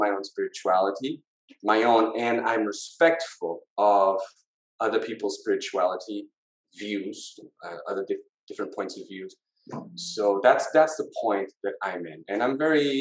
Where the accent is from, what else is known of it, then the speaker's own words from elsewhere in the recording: Lisbon, Portugal; I was born in Portugal. I was born in Lisbon. Yeah. Lived all my life here